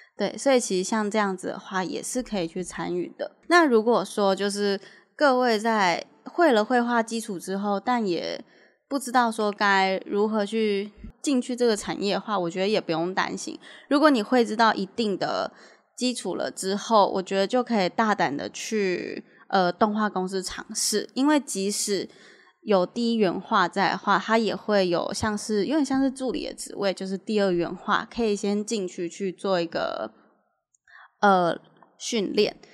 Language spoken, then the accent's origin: Chinese; Taiwan; 我们台湾人